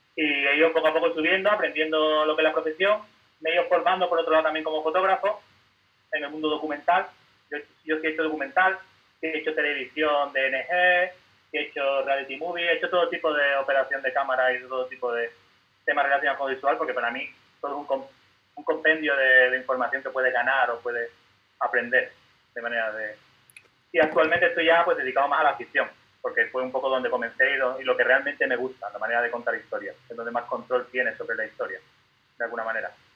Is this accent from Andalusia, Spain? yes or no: yes; Seville, Andalusia, Spain; yo soy de Sevilla, de un barrio que se llama Torre Blanca de los Caños.